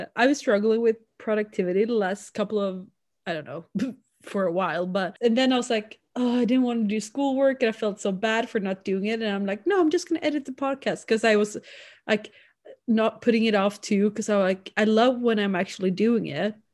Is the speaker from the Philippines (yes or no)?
no; Sweden; accent: Swedish; first language Swedish; English is a second language; now in Canada; Swedish is such a, our accent isn't as distinct